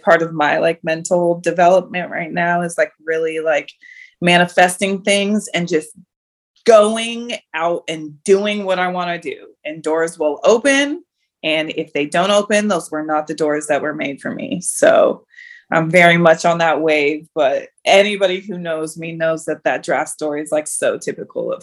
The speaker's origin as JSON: {"language": "English", "country": "United States", "tie": "born or raised there", "said": "I grew up obviously here in the States, but like my parents were always like, you're Cameroonian"}